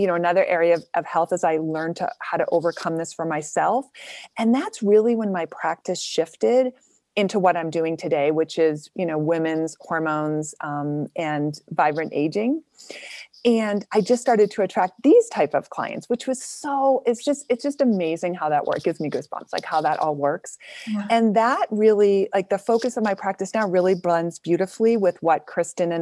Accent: Boston, Massachusetts, United States; also born or lived in New Hampshire; I'm from Boston

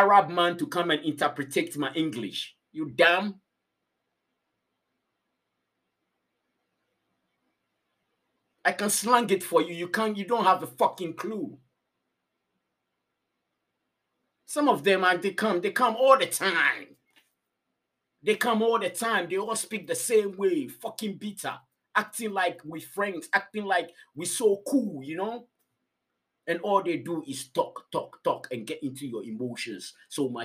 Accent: Ghana; now in Finland; I said, Ghana

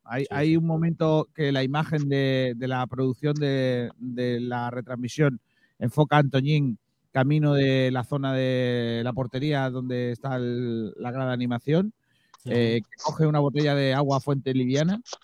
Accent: Rincón de la Victoria, Andalusia, Spain; los ciudadanos de mi pueblo

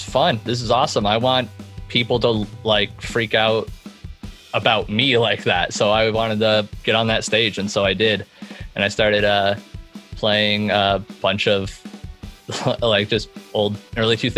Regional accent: Chicago, Illinois, United States; now in Indianapolis, United States; I am originally from Chicago

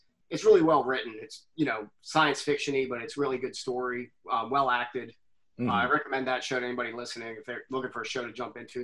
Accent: Western Pennsylvania, United States; I grew up in Western PA

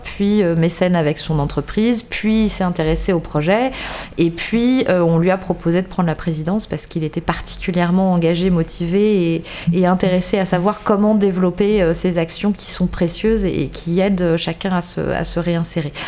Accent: Paris, Île-de-France, France; moved away as an adult; now in Bordeaux, France; je viens de, je viens de Paris, comme beaucoup de Bordelais aujourd'hui. Je viens de Paris. Je suis arrivée à Bordeaux il y a, sept 7 ans maintenant

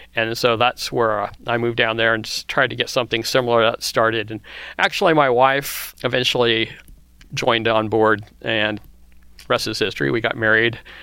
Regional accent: Kansas, United States; I was growing up in the Midwest in Kansas

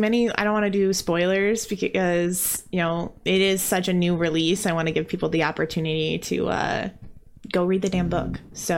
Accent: Midwest, United States; I'm from the Midwest, really? And I make up sounds for vowels depending on what consonant comes before or after them.

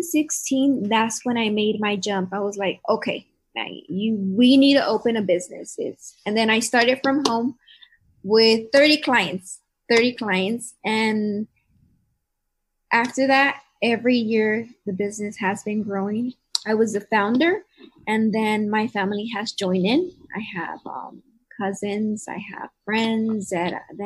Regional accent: Calexico, California, United States; also born or lived in Brawley, California / Salinas, Monterey County, California; I was born in Brawley, and then I went to field sailing for like kinder and first grade. Then I went to second grade on Jefferson, then Dual, then De Anza

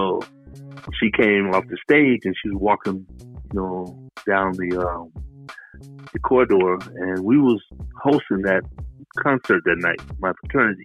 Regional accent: Selma, Alabama, United States; moved away; I was born in Selma, Alabama, and we were sharecroppers.

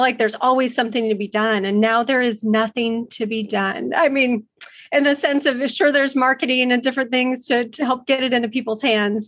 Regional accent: Dallas-Fort Worth area, Texas, United States; also born or lived in Arizona; I grew up in the Dallas-Fort Worth area

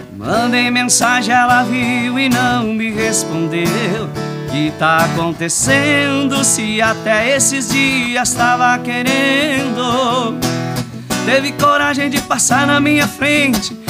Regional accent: Paraná, Brazil; now in Rio Grande do Sul, Brazil; venho lá do estado do Paraná, a minha criação é mais do, do sertanejo mesmo

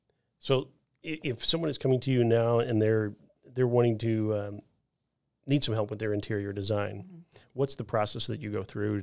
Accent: Midwest, United States; I came from the Midwest, so it was like we had more farm type stuff

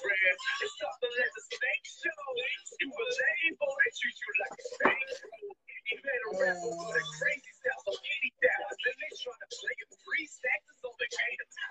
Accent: the Bay Area, California, United States; I'm from the Bay too

